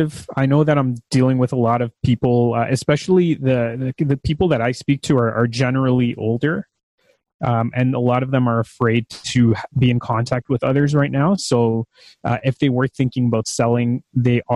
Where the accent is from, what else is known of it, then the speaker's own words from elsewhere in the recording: Mississauga, Ontario, Canada; also born or lived in Brampton; I grew up in Mississauga and Brampton